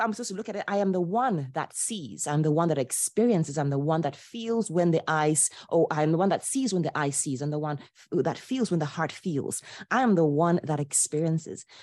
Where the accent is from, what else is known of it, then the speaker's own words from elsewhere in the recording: Ghana; moved away as an adult; also born or lived in Poland; I was born and raised in Ghana to a traditional Ashanti father and a liberal Polish mother.